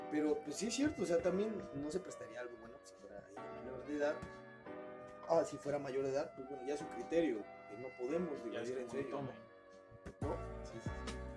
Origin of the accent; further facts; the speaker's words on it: Zihuatanejo, Guerrero, Mexico; Yo soy de Cihuatanejo.